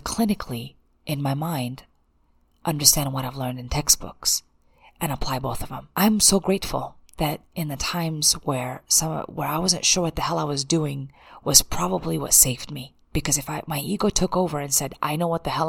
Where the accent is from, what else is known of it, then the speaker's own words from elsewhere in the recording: United States; I'm an American and I can't speak another language